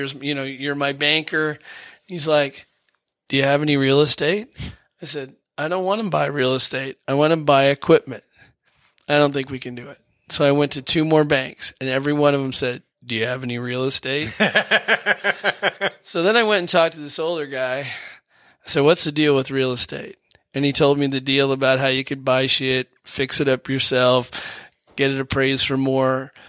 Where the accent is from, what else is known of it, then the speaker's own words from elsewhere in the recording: Dearborn, Michigan, United States; also born or lived in Seattle / Portland / New Orleans; Well, I grew up in Dearborn, and then I went to Seattle, and then I lived in Portland, Oregon. And then I lived in New Orleans.